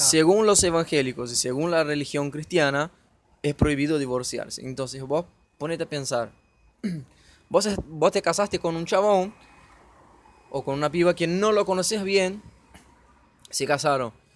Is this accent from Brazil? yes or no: yes; Brazil; now in Argentina; soy de Brasil